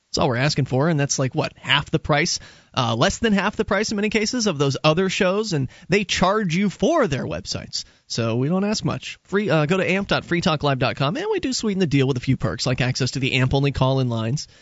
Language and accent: English; Florida, United States; moved away as an adult; now in New Hampshire, United States; I was born in Florida